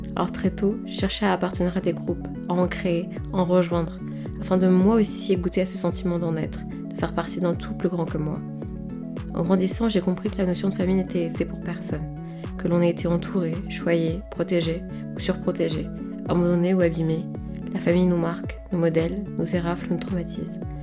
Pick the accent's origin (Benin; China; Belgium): Benin; now in France; tout le reste de ma famille est resté dans mon pays natal, c'est-à-dire au Bénin